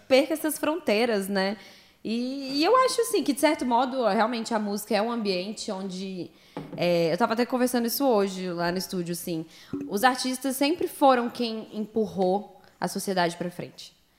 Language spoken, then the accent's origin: Portuguese; Brasília, Federal District, Brazil; also born or lived in United States; Sou nascida e criada em Brasília.